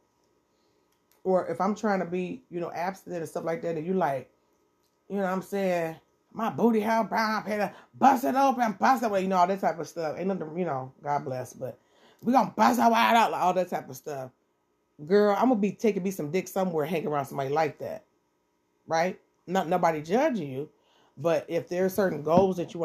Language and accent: English; Detroit, Michigan, United States; I'm from Detroit, 7 Mile, Eastside